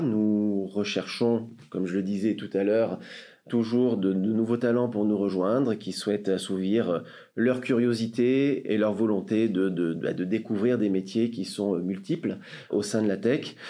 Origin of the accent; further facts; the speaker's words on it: Marseille, Provence-Alpes-Côte d'Azur, France; Je suis marseillais, je suis né à Marseille